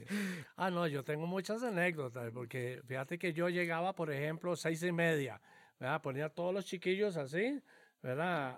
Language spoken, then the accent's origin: Spanish; Cañas, Guanacaste, Costa Rica; yo soy este em, nativo de Cañas, ¿verdad? Nací en Cañas, Guanacaste